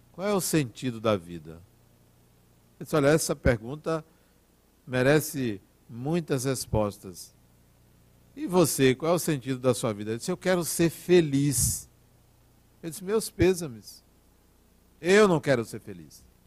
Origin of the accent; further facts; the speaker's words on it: Brazil; Eu sou brasileiro